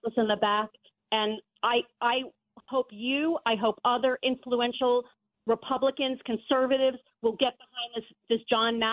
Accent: New Jersey, United States; moved away as an adult; now in Charlotte, United States; I grew up in New Jersey. I'm from New Jersey. I moved to Charlotte, a couple of years ago.

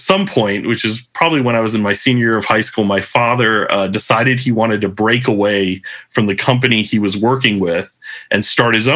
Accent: Southern California, United States; moved away as an adult; now in Japan; I grew up in Southern California, typical middle-class household.

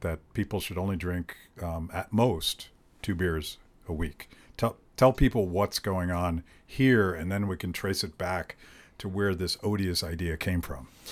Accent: United States; I'm an American

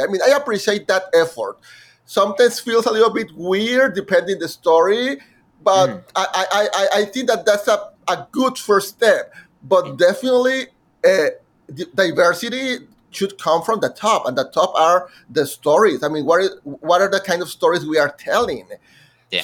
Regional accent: Monterrey, Nuevo León, Mexico; first language Spanish; English is a second language; moved away as an adult; now in New York, United States; my hometown in Monterrey, Mexico

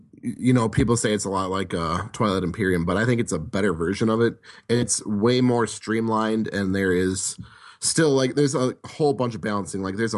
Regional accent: Milwaukee, Wisconsin, United States; I'm from Wisconsin.

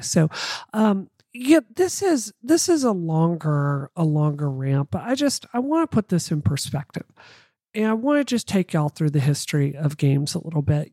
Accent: Mississippi, United States; I come from Mississippi

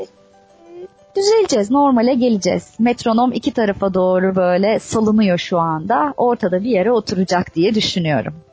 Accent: Istanbul, Turkey; İstanbul'da doğdum büyüdüm

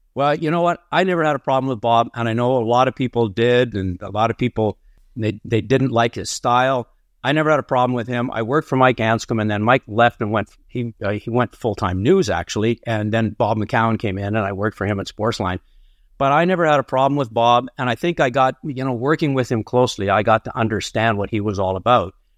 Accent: Barrie, Ontario, Canada; I was born on a farm outside of Barrie, Ontario.

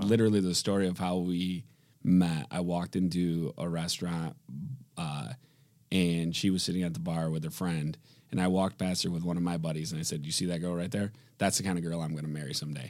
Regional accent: Grand Rapids, Michigan, United States; born and raised in Grand Rapids, Michigan.

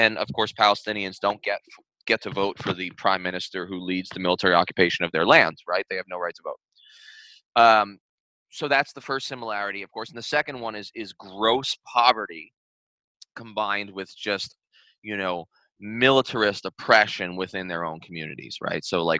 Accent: New York City, New York, United States; I'm from Staten Island.

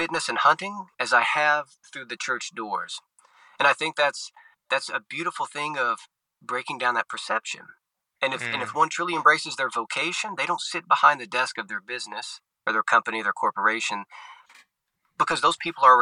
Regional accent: Arkansas Delta, United States; also born or lived in Southern Louisiana / Rome, Italy / Little Rock, Arkansas; I was born and raised in the Arkansas Delta, right in the heartland of the United States, in the Mississippi River Delta there

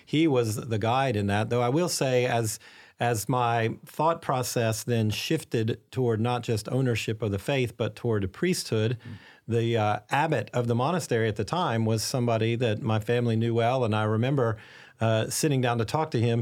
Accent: Arkansas, United States; now in St. Augustine, United States; I was raised in a ca, a very Catholic family in a small town in Arkansas

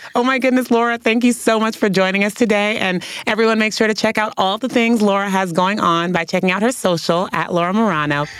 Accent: San Francisco, California, United States; I grew up in San Francisco, California

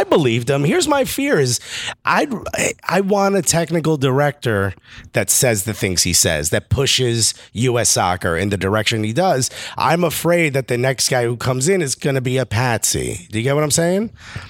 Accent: Newark, New Jersey, United States; I'm originally from Newark.

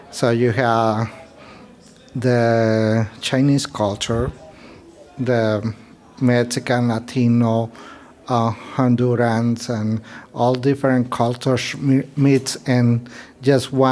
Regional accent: France; moved away as an adult; now in Bay Area, United States; I'm originally from France and I was bullied a lot there and I saw coming to the Bay Area as like an opportunity

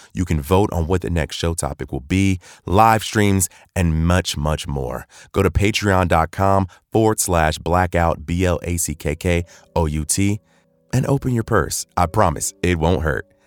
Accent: Cleveland, Ohio, United States; I'm from Cleveland, Ohio

